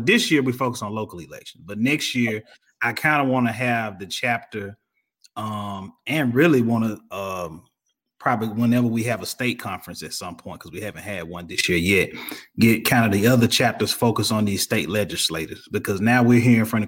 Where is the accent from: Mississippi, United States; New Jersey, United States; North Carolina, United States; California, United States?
Mississippi, United States; Greenville; now in Gwinnett County, Georgia, United States; I'm from Greenville, Mississippi, but I'm living in Georgia, right outside of Atlanta in Gwinnett County.